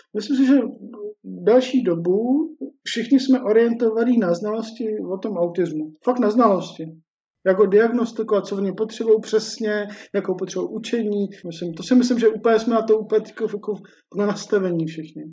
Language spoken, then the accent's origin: Czech; Czechia; my Češi